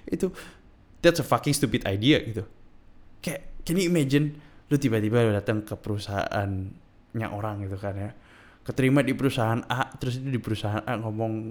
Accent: East Java, Indonesia; Iya, gue dari Madura. Kalau lu pada yang baru pertama kali hari di sini, gue kasih tahu. Lu lagi lagi dengerin podcast seseorang yang ada di Pulau Madura.

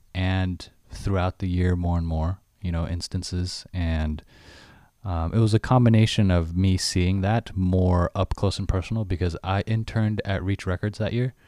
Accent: United States; I'm Chinese American

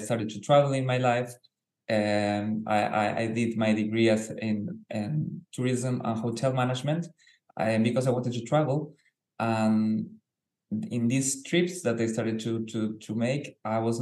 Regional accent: Argentina; I was born in Argentina

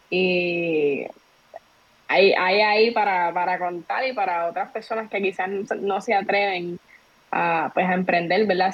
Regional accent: Trujillo Alto, Puerto Rico; Yo soy de Trujillo Alto

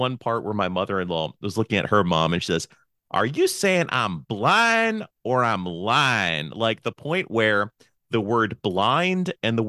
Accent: Pennsylvania, United States; moved away; So I was born in Pennsylvania. Actually, our friend Lindsay Betzendahl lives where I lived where I was 8 years old, like in the exact same area.

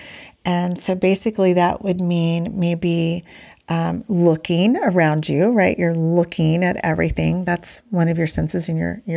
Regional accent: Indiana, United States; I'm from Indiana

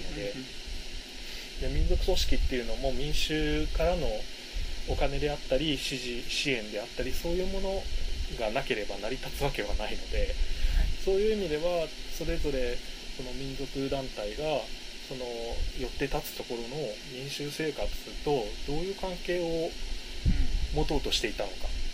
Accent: Kanagawa, Japan; 私が生まれ育った神奈川県

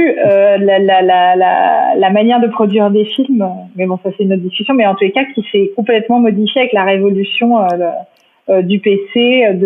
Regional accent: Paris, Île-de-France, France; moi j'ai grandi à Paris, euh, j'ai eu euh, euh, une scolarité assez normale, bourgeoise, rive gauche, montaigne

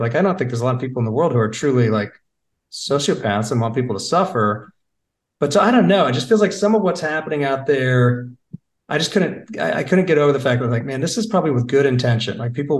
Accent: Michigan, United States; now in Charlotte, United States; Whereas like Charlotte, I remember I came from Michigan. So my, you know, my reference point for big cities was Detroit, but mostly actually Chicago.

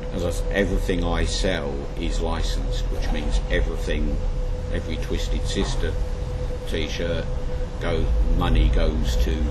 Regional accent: London, United Kingdom; now in Ipswich, United Kingdom

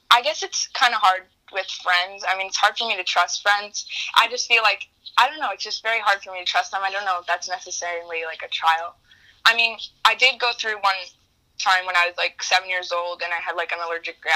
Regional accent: New York, United States; I'm from New York.

